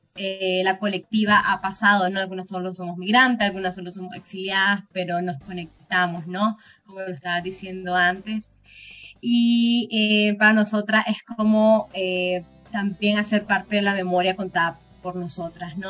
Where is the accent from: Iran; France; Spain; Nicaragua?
Nicaragua; now in Costa Rica; igual nicaragüense, migrante y solicitante de refugio en Costa Rica